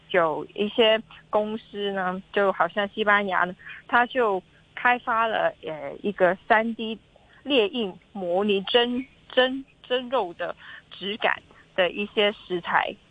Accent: Hong Kong; 我们香港人

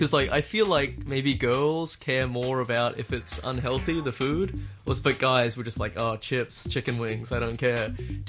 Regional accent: Australia; moved away; in Australia, we didn't really have a canteen.

